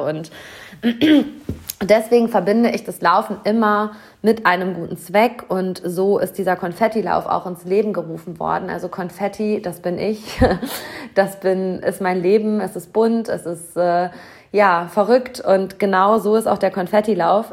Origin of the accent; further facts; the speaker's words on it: Hamm, North Rhine-Westphalia, Germany; hier in meiner Heimatstadt auf heimischer Marathonstrecke